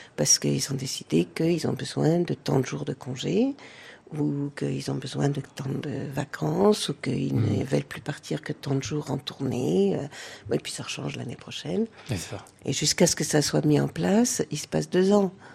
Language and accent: French; France; born or raised there; moved away as an adult; also born or lived in United States / Hamburg